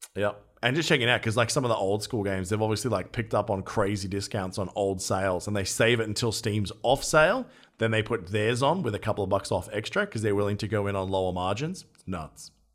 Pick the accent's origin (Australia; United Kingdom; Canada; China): Australia; as an Australian